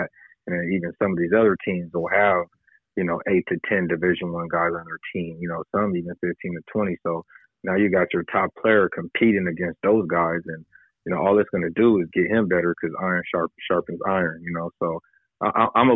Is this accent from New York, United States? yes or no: no; San Diego, California, United States; I grew up in the Southeast. So, you know, when I was growing up, you know, most of us didn't even go to our neighborhood schools